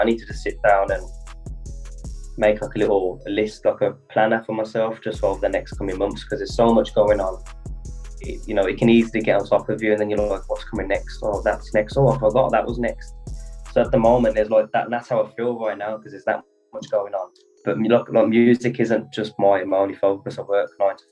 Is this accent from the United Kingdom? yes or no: yes; Birmingham, West Midlands, United Kingdom; accent: Birmingham; also born or lived in London; I'm actually originally from London, and I moved up to Birmingham like when I was about 11, and I'm 28 now, so as you can tell, the Birmingham accent's just fully taken over. London accent's completely gone